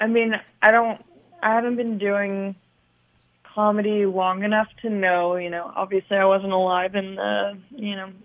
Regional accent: Long Beach, California, United States; also born or lived in Torrance; I grew up in Long Beach

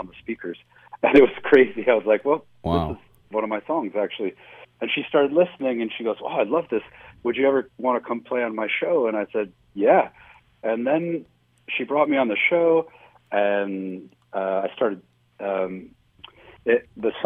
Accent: Cleveland, Ohio, United States; moved away; also born or lived in New York City / Chicago; when I was growing up in Cleveland

